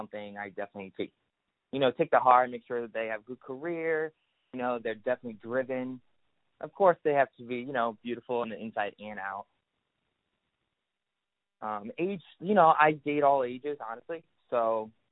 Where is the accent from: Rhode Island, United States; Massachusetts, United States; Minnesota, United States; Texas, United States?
Rhode Island, United States; Providence; I'm from Rhode Island, Prince, Rhode Island